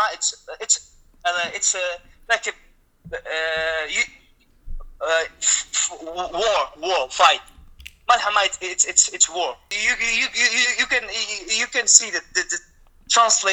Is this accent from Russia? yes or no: yes; Russia; English is a second language; moved away as an adult; now in Syria; I'm from Russia